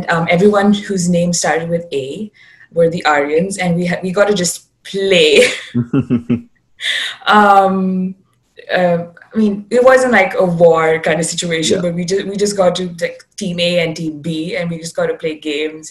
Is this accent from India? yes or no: yes; India; moved away as an adult; also born or lived in New Delhi, India; now in Canada; I'm from India